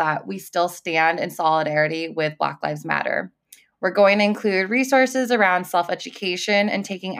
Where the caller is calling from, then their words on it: California, United States; I'm calling in from California